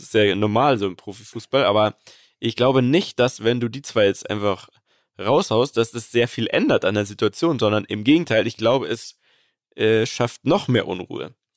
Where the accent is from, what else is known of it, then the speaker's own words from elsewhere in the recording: Munich, Bavaria, Germany; ich als Münchner, geborener Münchner